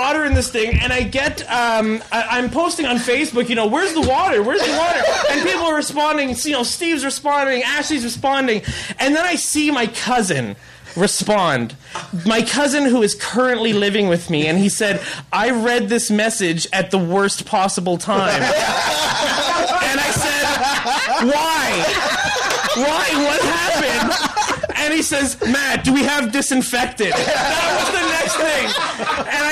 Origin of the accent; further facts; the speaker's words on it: Ontario, Canada; moved away; I'm from Ontario, and I just recently went back. I drove back to Toronto